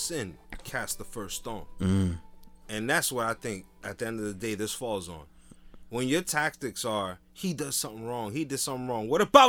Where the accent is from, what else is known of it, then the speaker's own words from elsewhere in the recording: Jersey City, New Jersey, United States; I grew up in Jersey City